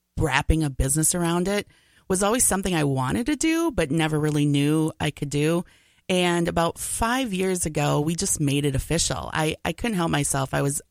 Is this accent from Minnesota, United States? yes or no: yes; Coon Rapids, Minnesota, United States; Originally, I'm from the amazing city of Coon Rapids, Minnesota.